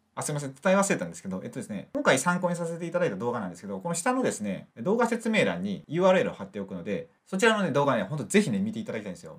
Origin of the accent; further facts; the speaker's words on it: Mie, Japan; 僕三重県